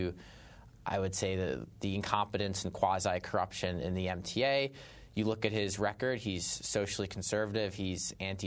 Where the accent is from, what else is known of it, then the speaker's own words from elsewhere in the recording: New York City, New York, United States; also born or lived in Sheepshead Bay; I'm from Bay Ridge. I'm a lifelong Bay Ridge person, beautiful community